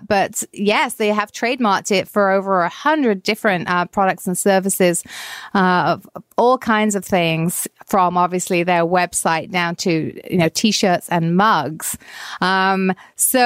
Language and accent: English; Canada